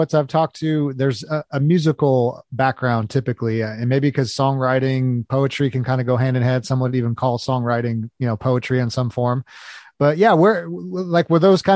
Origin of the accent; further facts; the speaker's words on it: Los Angeles, California, United States; I grew up in Los Angeles, so a lot bigger city.